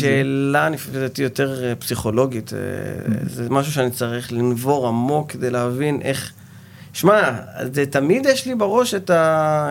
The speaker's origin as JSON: {"language": "Hebrew", "town": "Ashkelon", "region": "Southern District", "country": "Israel", "tie": "born or raised there", "said": "אני נולדתי באשקלון, סוג של פריפריה"}